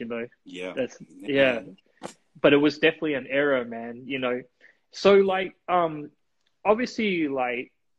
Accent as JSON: {"language": "English", "region": "Auckland", "country": "New Zealand", "tie": "born or raised there", "said": "I'm a city kid through and through. You know, I grew up in Morningside"}